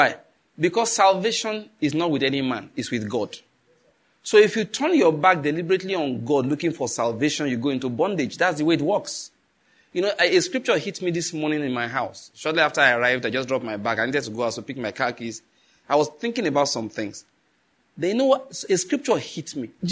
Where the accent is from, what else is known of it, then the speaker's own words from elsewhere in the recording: Nigeria; as a Nigerian